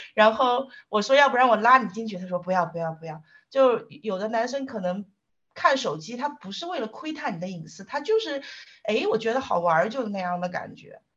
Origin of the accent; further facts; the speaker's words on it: southern China, China; 因为我是个南方人嘛